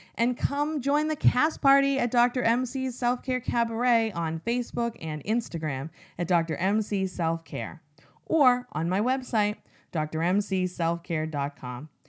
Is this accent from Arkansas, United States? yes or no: no; Massachusetts, United States; my home state